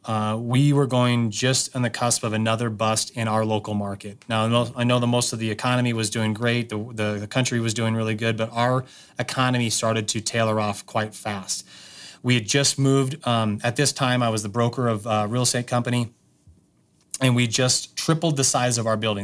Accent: Wyoming, United States; I grew up in Wyoming

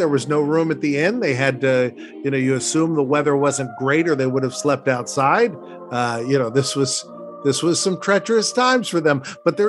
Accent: Princeton, New Jersey, United States; I was born in Princeton, New Jersey.

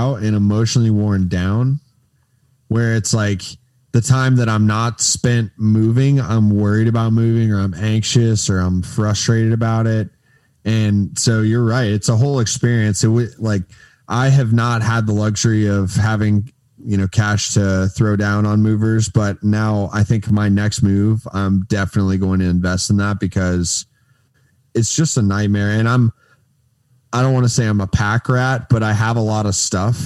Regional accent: Daytona Beach, Florida, United States; moved away as an adult; also born or lived in Tallahassee, Florida / Fort Lauderdale, Florida; now in Tampa, United States; I am from Daytona Beach area

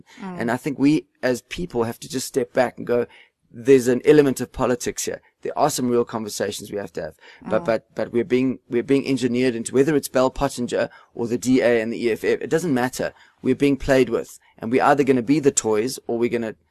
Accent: South Africa; being South African

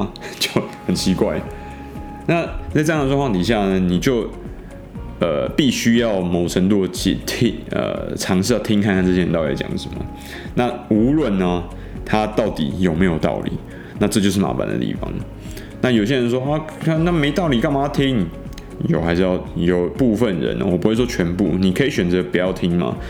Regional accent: Taiwan; 因为我们台湾人整体来说比较传统，我们并没有经历过这个对岸的文革嘛

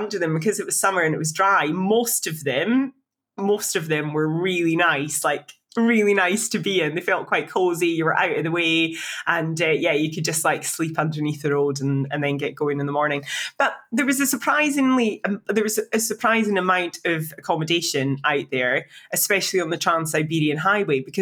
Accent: Scotland, United Kingdom; I'm from Scotland.

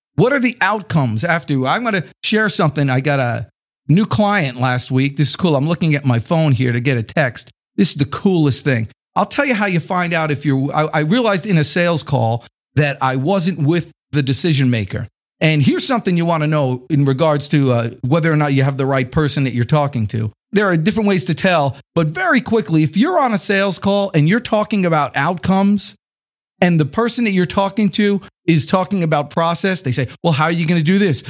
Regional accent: Atlanta, Georgia, United States; I'm from Atlanta

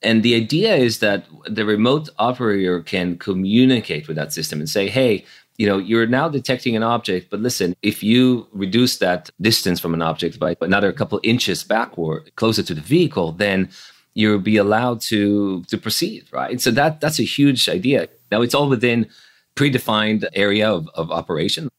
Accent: Jerusalem, Jerusalem District, Israel; moved away as an adult; also born or lived in Silicon Valley; I grew up in Jerusalem in Israel, so pretty far away from Silicon Valley.

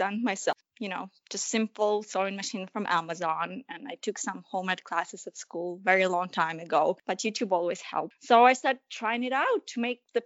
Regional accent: Ukraine; moved away; growing up in Ukraine

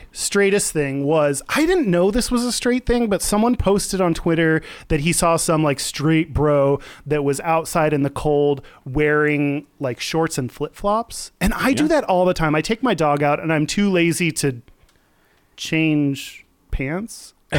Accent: Texas, United States; I'm from Texas, so I just really like flip flops and shorts.

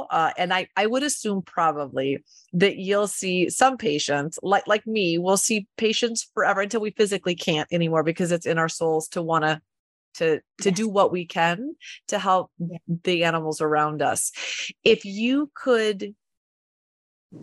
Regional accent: Cedar Falls, Iowa, United States; I was born and raised in Cedar Falls.

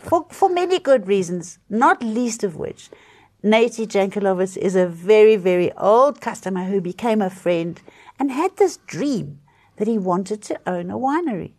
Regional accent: South Africa; It's hard being a South African at the moment

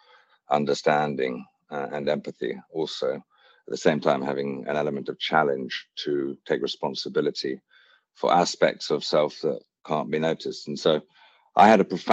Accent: Hampshire, South East England, United Kingdom; also born or lived in Wiltshire; I was born in Wiltshire, raised in Hampshire, and I went to boarding school here in the UK

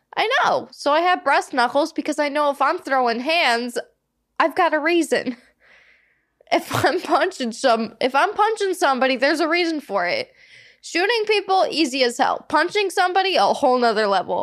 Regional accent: Midwest, United States; moved away as an adult; now in Los Angeles, United States; We're from the Midwest

